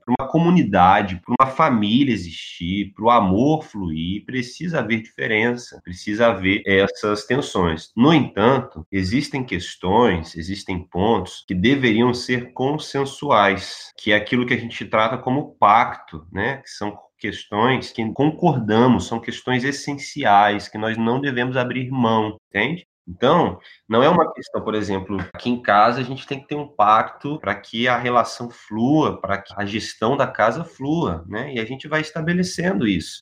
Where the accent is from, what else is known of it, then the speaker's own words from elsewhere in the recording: Volta Redonda, Rio de Janeiro, Brazil; now in Rio de Janeiro, Brazil; eu sou do interior do estado, de Volta Redonda. Na verdade, eu sou fluminense, mas já vivo aqui no Rio de Janeiro como carioca há uns 10 anos